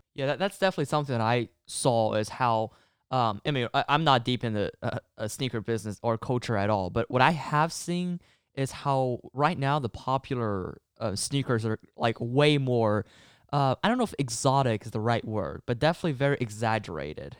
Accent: China; moved away; I'm actually from China

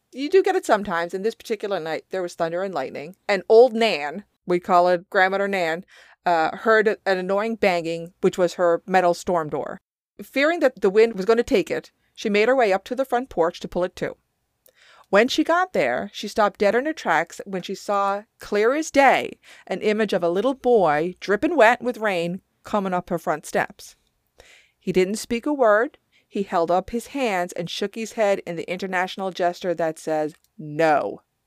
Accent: Newfoundland and Labrador, Canada; We have our own dialect of English

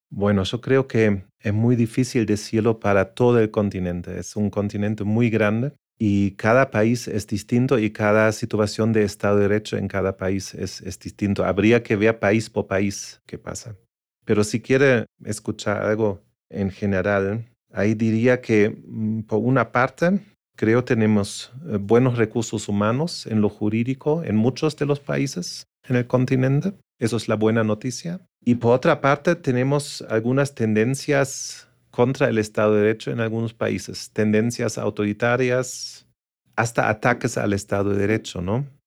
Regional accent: Germany; moved away; also born or lived in Asia; soy eh, alemán y europeo.

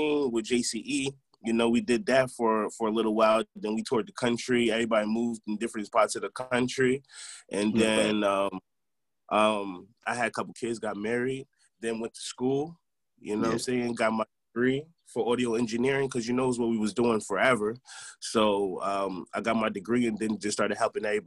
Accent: Albany, New York, United States; I'm from Albany originally

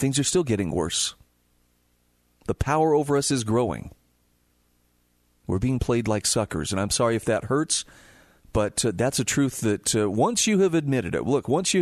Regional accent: Utah, United States; my home state of Utah

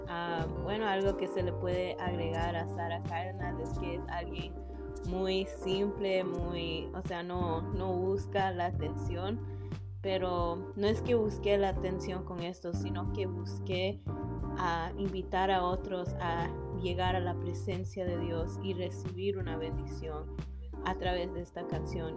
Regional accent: Toronto, Ontario, Canada; soy de Toronto, Canadá nací y crecí aquí con padres que son de Ecuador

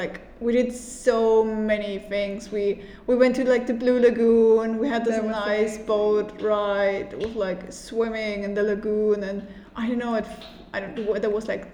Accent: Germany; moved away as an adult; now in Malta; And we're both from Germany and we are currently visiting students in Malta. I'm 24 years old.

